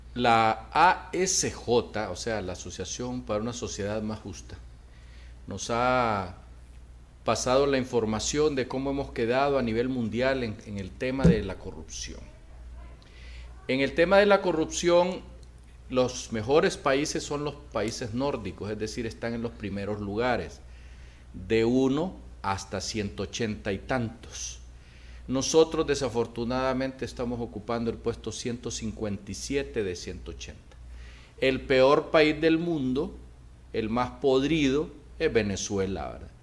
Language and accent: Spanish; Honduras; nosotros los hondureños